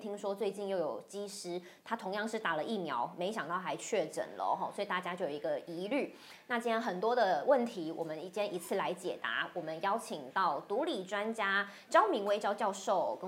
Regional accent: Taoyuan, Taiwan; 到说我是桃园人，最近都会有点害怕哈。

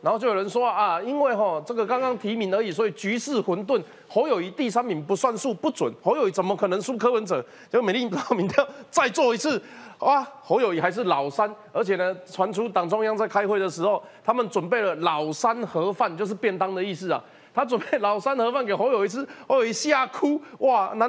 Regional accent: Kaohsiung, Taiwan; 跟我一样是从高雄上来的。

